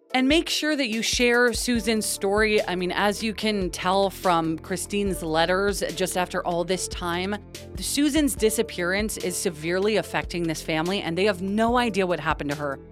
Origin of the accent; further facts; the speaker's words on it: West Coast, United States; we grew up on the West Coast